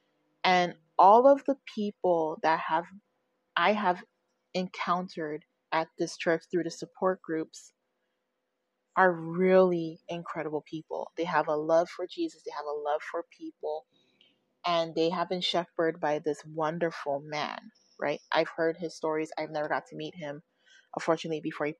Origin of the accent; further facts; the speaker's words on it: United States; now in California, United States; I am from a different state. I am not from the state of California. I am the only person in my immediate family that is in California. Everybody else is back in my home state.